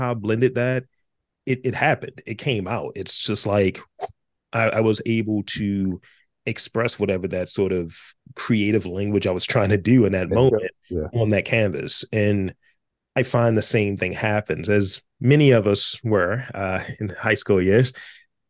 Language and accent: English; Baltimore, Maryland, United States; I went to City College, right? You know, since you have to do that thing when you're from Baltimore